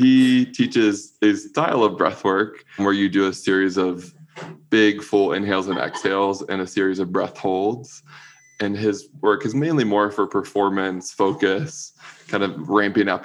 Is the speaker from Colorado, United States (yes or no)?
no; Raleigh, North Carolina, United States; I grew up in Raleigh, North Carolina, closeted a little gay boy in the South